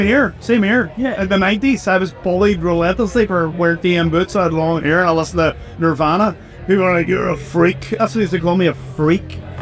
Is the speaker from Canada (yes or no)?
no; Northern Ireland, United Kingdom; we're from Northern Ireland, and Northern Ireland is a very difficult place to grow up